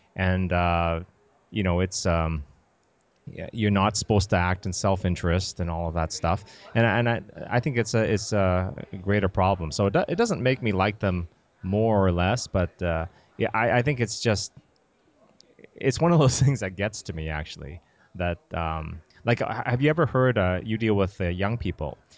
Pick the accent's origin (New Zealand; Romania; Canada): Canada; moved away as an adult; also born or lived in Massachusetts; now in United States; I grew up in Canada